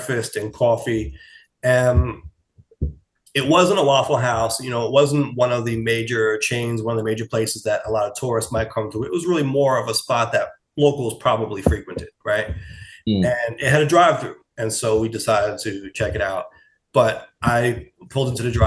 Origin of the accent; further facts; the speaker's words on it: New York, United States; accent: New York; my New York accent